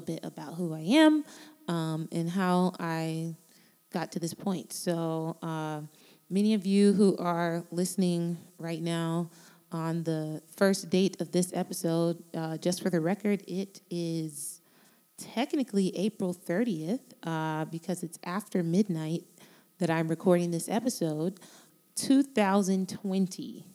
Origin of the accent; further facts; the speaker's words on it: Miami, Florida, United States; I am from Miami, Florida. And I was born to Jamaican parents, immigrants who came here many years ago with my big brother and my big sister. And they started a life in South Florida where I was born